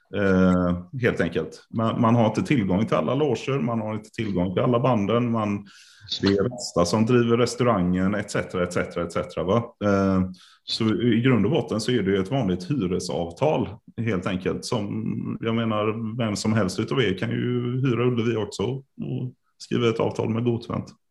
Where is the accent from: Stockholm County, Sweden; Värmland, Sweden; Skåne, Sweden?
Värmland, Sweden; Karlstad; now in Gothenburg, Sweden; Jag är ju född i Karlstad